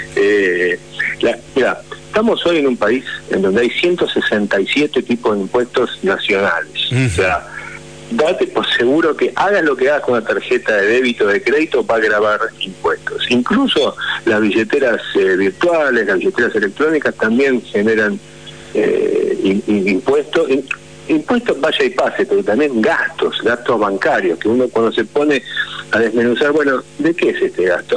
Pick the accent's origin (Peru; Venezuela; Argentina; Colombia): Argentina; en un país como la Argentina no tenemos otra opción más que transformarnos en emprendedores